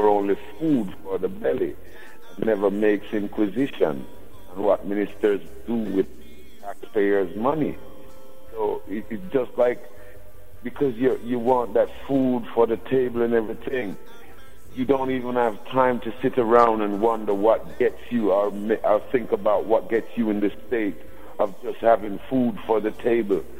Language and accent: English; Saint Thomas, Jamaica; being a youth coming from the country, I was born in St. Thomas, which is on the eastern side of Jamaica